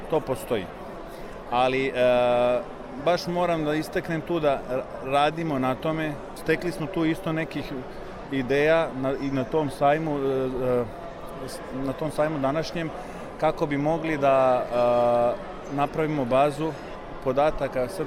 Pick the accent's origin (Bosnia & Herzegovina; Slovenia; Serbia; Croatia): Slovenia; also born or lived in Koper; ja sam rođen u Sloveniji. Ja sam, tako reći, ta prva generacija